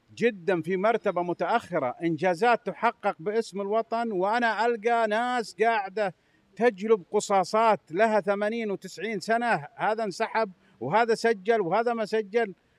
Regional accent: Saudi Arabia; انا كسعودي افخر بملفات كبرى

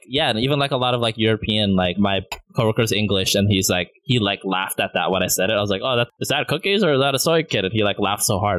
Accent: Burnaby, British Columbia, Canada; we're the Filipinos from Burnaby

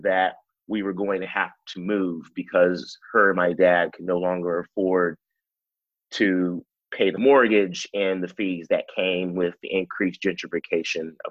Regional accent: Anaheim, California, United States; I grew up in Anaheim, California, which is the OC for a lot of people who know that.

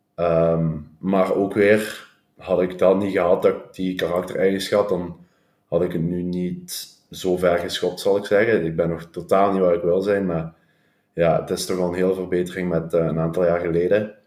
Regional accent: Hechtel, Flanders, Belgium; ik kom uit Hechtel. Heb ik heel mijn leven gewoond

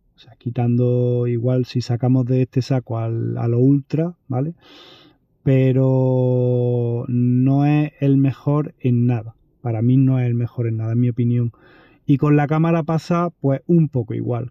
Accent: Andalusia, Spain; como soy andaluz

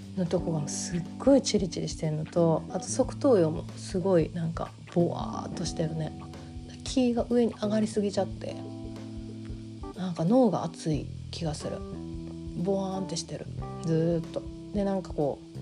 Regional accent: Kansai, Japan; accent: Kansai-ben

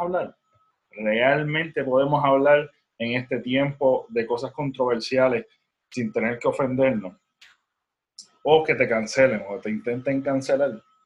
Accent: Puerto Rico; accent: Puerto Rican; mi acento puertorriqueño

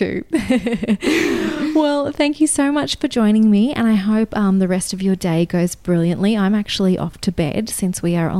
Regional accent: Australia; accent: Australian

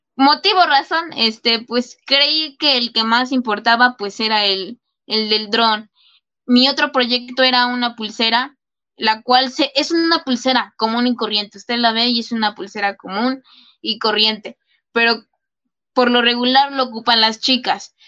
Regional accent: State of Mexico, Mexico; a mi país, México, y obviamente pues al lugar de donde yo soy, que es el Estado de México, donde yo vivo

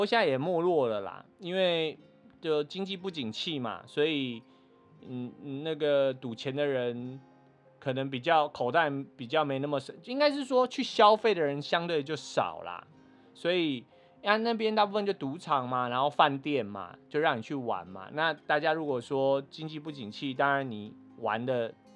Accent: Taiwan; 我们是从台湾来的

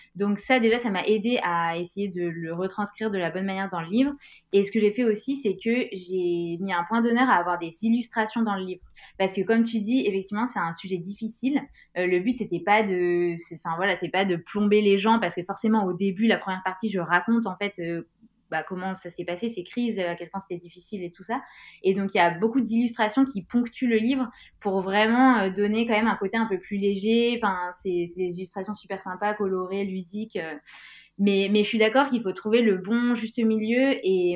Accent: Grenoble, Auvergne-Rhône-Alpes, France; je viens de Grenoble

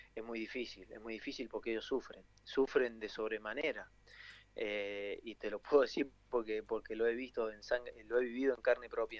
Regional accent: Argentina; argentinos que somos

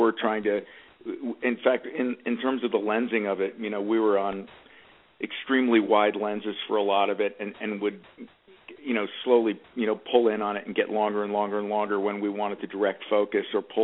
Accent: Media, Pennsylvania, United States; moved away; also born or lived in New York; I'm from a town called Media, Pennsylvania

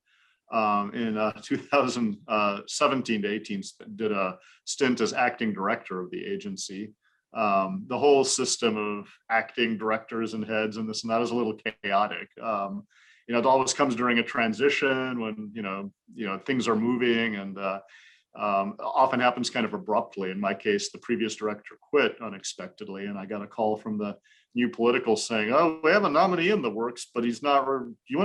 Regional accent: California, United States; moved away as an adult; now in Washington, D.C., United States; I grew up in California

